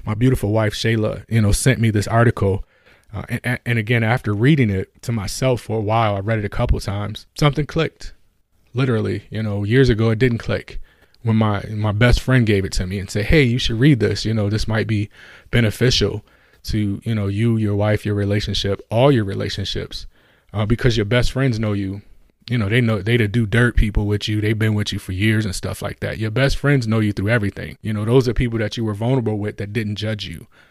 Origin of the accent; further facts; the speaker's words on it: Buffalo, New York, United States; Buffalo, my hometown